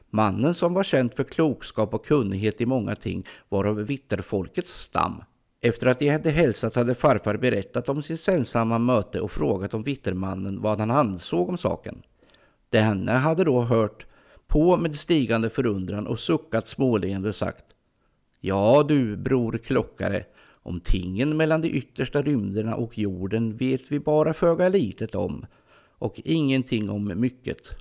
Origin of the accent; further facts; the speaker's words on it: Ljungsbro area, Östergötland, Sweden; det här är i princip mina hemtrakter